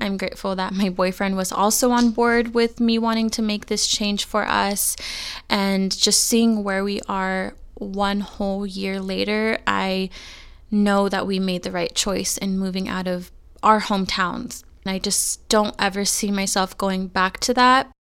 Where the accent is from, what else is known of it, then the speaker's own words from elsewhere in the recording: California, United States; moved away as an adult; I am born and raised in California. I've lived there my entire life